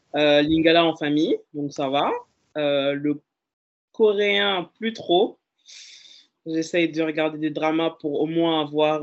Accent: Dijon, Bourgogne-Franche-Comté, France; also born or lived in Dole; j'ai grandi sur Dijon

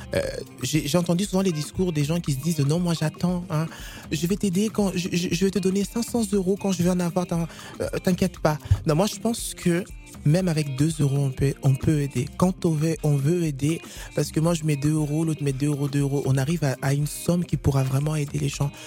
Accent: not far from Paris, Centre-Val de Loire, France; Je viens dans le 28, pas très loin de, Paris.

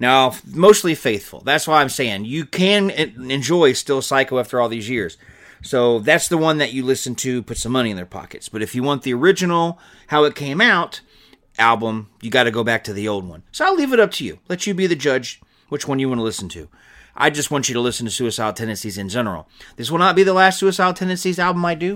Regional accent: Georgia, United States; I grew up in Georgia

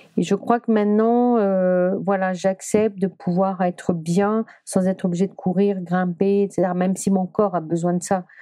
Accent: Brittany, France; je suis bretonne

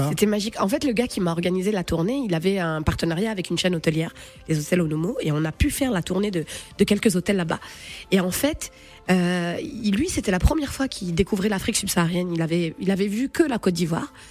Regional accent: France; je suis française

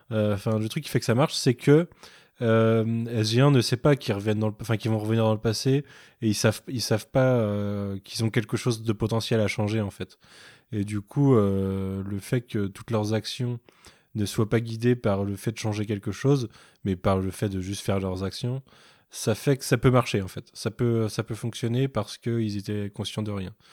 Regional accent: Canada; c'est parce que je suis canadien, c'était la blague de, Sliders euh, à l'époque.

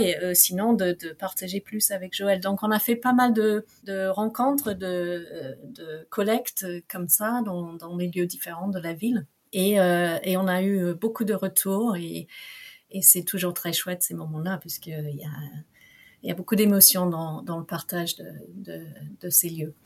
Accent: England, United Kingdom; French is a second language; now in France; je suis anglaise

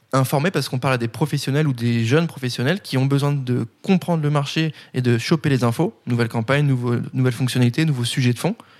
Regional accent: Nancy, Grand Est, France; je viens de Nancy

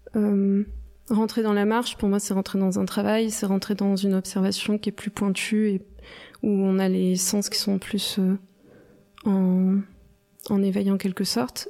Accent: Provence-Alpes-Côte d'Azur, France; je viens des Hautes-Alpes

